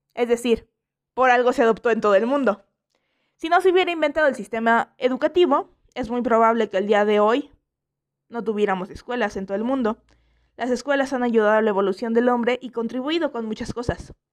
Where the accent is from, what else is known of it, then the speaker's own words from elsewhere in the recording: Mexico; aquí en México